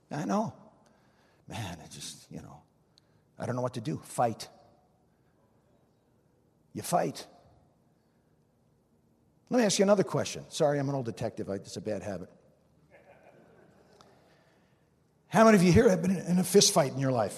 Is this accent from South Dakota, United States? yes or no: no; New Jersey, United States; I'm from New Jersey